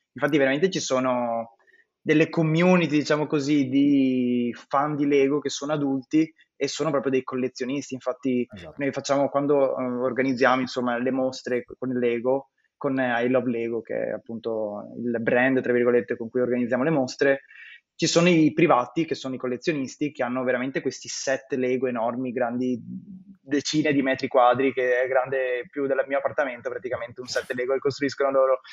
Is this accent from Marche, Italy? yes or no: no; Veneto, Italy; Io sono veneto